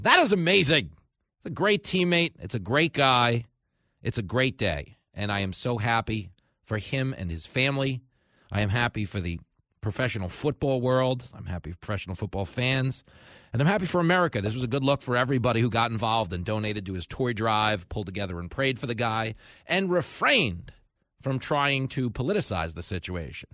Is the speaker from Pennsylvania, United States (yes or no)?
no; Levittown, New York, United States; I grew up down the house from Bob Levinson. Uh, he grew up where I grew up in Levittown